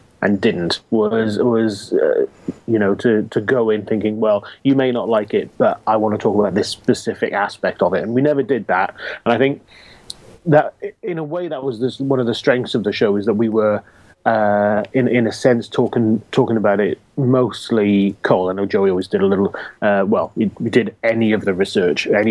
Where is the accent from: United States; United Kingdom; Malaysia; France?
United Kingdom; Wales; I'm Welsh